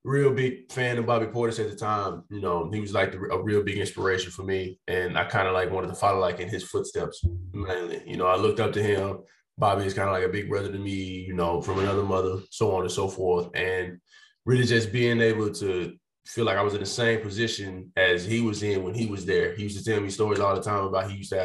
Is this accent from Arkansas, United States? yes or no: yes; El Dorado, Arkansas, United States; just play for my home state